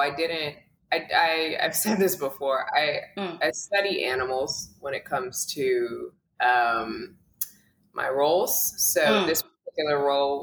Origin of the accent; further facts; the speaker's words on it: New York City, New York, United States; a kid who grew up in Brooklyn. I'm from Coney Island. I grew up in the projects